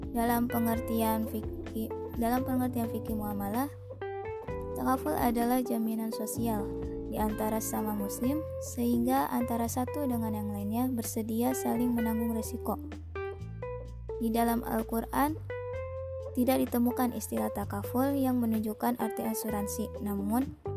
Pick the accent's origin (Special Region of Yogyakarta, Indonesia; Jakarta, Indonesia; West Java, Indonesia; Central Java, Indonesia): West Java, Indonesia; Parung; Saya berasal dari Parung, Bogor